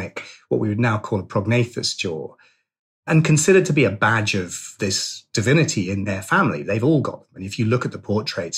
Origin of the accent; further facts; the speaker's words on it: Suffolk, East of England, United Kingdom; I'm from Suffolk